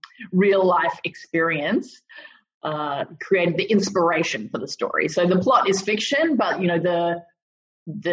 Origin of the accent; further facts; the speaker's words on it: Western Australia, Australia; moved away as an adult; also born or lived in Bangkok, Thailand / Baghdad, Iraq; I'm originally from Australia. I grew up in a variety of extremely small country towns in Western Australia